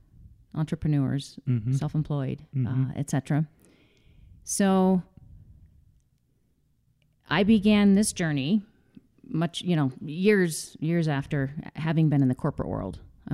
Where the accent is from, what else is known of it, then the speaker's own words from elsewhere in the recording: Greeley, Colorado, United States; also born or lived in San Diego; I grew up actually in Greeley, Colorado, with the exception of about 5 years. We lived in San Diego as a child, mm-hmm.